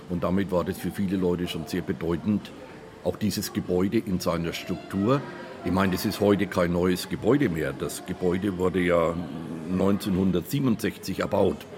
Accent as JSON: {"language": "German", "town": "Bristol", "region": "South West England", "country": "United Kingdom", "second_language": "German", "said": "Wir kommen aus Bristol in England, in Südwestengland."}